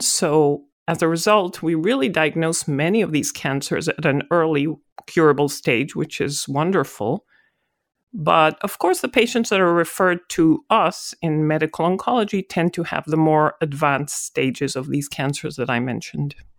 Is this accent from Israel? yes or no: yes; Israel; moved away as an adult; now in United States; I'm originally from Israel